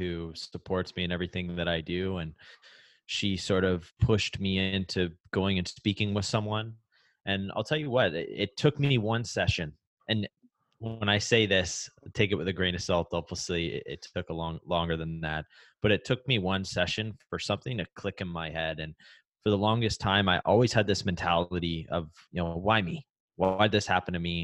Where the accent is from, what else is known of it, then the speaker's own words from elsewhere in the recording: Canada; Growing up in Canada